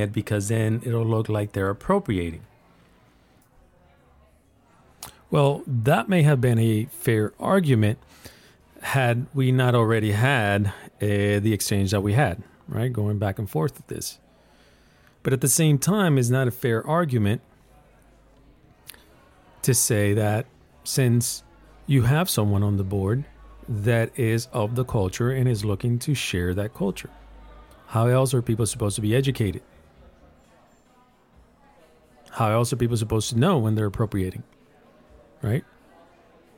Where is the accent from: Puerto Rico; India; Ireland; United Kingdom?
Puerto Rico; now in Texas, United States; I am from Puerto Rico. This is my culture